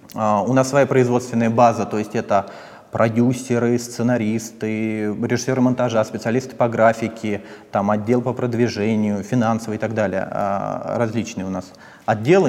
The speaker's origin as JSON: {"language": "Russian", "area": "Posad", "region": "Moscow Oblast", "country": "Russia", "said": "Я из Подмосковья, из Посада"}